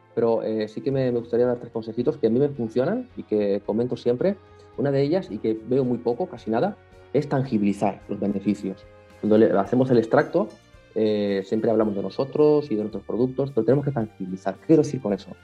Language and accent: Spanish; Canary Islands, Spain; soy de Canarias